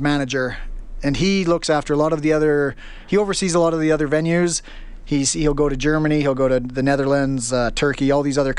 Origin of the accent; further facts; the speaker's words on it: Stony Plain, Alberta, Canada; moved away as an adult; also born or lived in Spruce Grove / Calgary / Australia; now in London, United Kingdom; I grew up in Stony Plain, went to high school there, and made the big move to Spruce Grove.